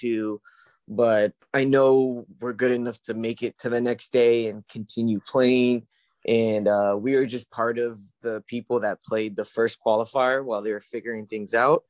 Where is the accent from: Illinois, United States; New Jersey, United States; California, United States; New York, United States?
California, United States; My time, PST. I'm from California.